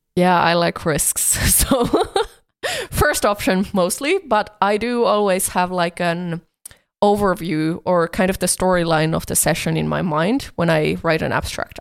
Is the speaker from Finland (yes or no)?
yes; Finland; I come from Finland